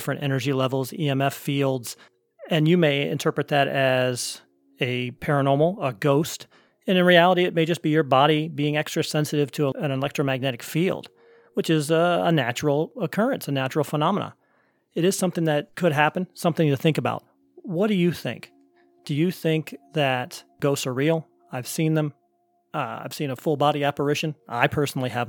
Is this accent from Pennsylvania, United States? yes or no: no; Northeast Ohio, United States; also born or lived in Columbus, Ohio; I'm from Northeast Ohio, but I lived in Columbus for about 20 years